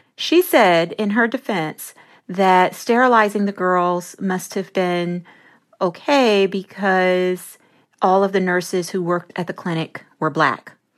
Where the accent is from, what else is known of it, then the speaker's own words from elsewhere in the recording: Memphis, Tennessee, United States; I grew up in Memphis, Tennessee